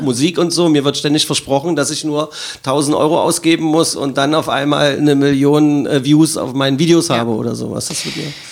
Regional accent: Magdeburg, Saxony-Anhalt, Germany; für meine Heimatstadt

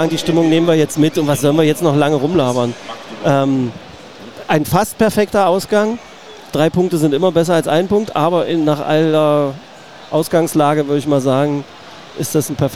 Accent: Magdeburg, Saxony-Anhalt, Germany; Aber letztendlich bin ich ein Magdeburger Junge und ich saß heute mit einem anderen Magdeburger Jungen hier, also quasi zwei Magdeburger Kinder, unter tausenden Magdeburger Kindern, bei Blau-Weiß im Stadion

